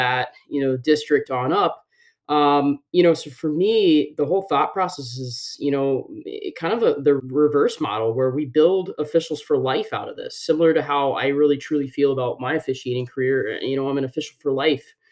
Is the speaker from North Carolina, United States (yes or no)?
yes; North Carolina, United States; moved away as an adult; also born or lived in Dallas; I grew up in North Carolina and I played hockey